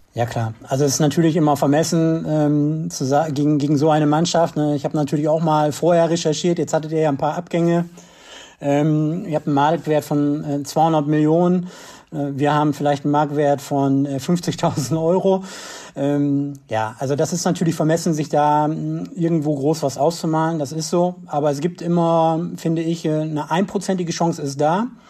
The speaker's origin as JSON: {"language": "German", "town": "Osnabrück", "region": "Lower Saxony", "country": "Germany", "also_born_or_lived": "Bersenbrück area", "moved": "as an adult", "said": "Ich komme ursprünglich aus Osnabrück, habe da auch selber Fußball gespielt"}